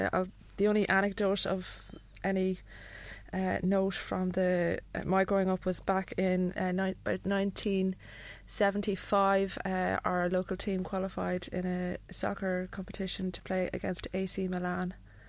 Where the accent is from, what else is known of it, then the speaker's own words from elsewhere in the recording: Athlone, Ireland; From the countryside, too, in Ireland. It's called Athlone.